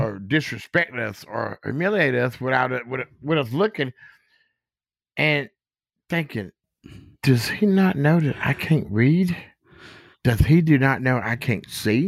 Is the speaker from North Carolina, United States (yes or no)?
yes; Goldsboro, North Carolina, United States; now in Gettysburg, United States; from Goldsboro, North Carolina, a sharecropper, son